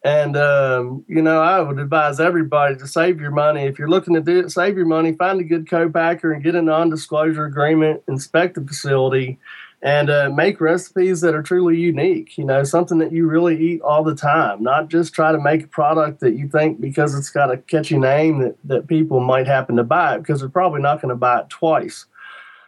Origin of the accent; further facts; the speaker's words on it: Shenandoah Valley, Virginia, United States; I'm from Virginia, in the Shenandoah Valley, and we didn't get a lot of Jamaican jerk in the Shenandoah Valley when I was a kid